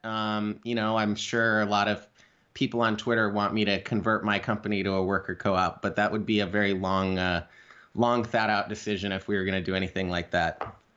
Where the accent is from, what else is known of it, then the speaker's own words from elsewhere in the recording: Idaho, United States; I'm a kid from Idaho. I grew up out in the country next to a dump.